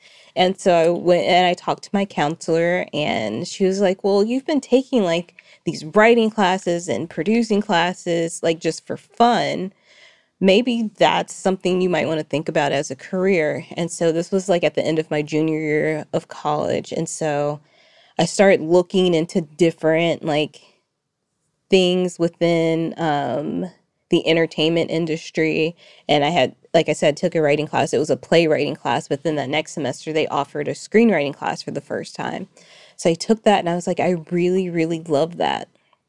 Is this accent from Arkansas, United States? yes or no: yes; Fayetteville, Arkansas, United States; also born or lived in Little Rock; now in Los Angeles, United States; I say I'm from Fayetteville, first of all, but I actually moved around a lot as a kid. So I was actually born in Little Rock, Arkansas